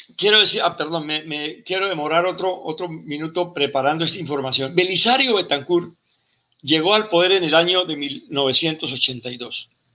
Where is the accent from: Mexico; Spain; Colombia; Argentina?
Colombia; Yo me siento como colombiano y como militar